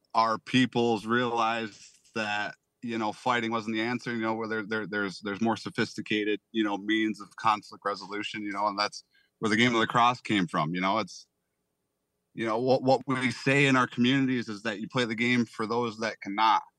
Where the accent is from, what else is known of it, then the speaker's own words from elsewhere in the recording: Salamanca, New York, United States; I am from Salamanca, New York. It is the Allegheny Indian, uh, reservation, you know, territory, whatever you wanna call it. You know, I was born and raised